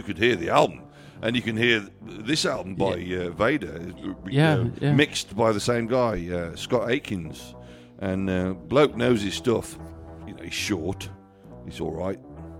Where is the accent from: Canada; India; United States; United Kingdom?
Canada; We're Canadian, so we'll just start early.